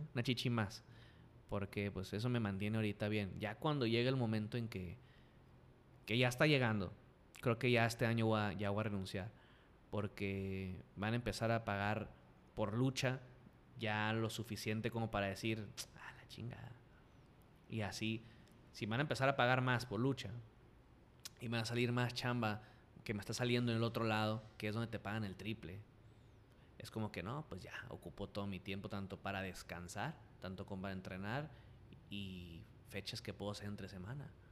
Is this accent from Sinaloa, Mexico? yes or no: yes; Culiacán, Sinaloa, Mexico; accent: culichi